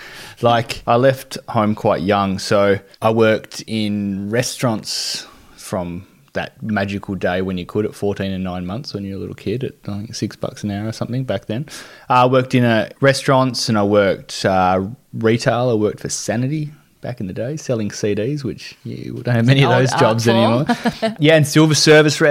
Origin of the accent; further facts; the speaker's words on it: Devonport, Tasmania, Australia; growing up in Devonport, it was a really big basketball town